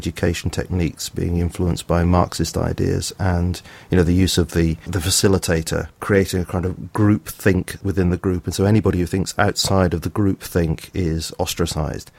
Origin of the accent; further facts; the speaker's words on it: South of England, United Kingdom; accent: BBC accent; moved away as an adult; also born or lived in Liverpool/Lancashire area; now in Lancashire area, United Kingdom; I come from the south of England, so I speak with a kind of BBC accent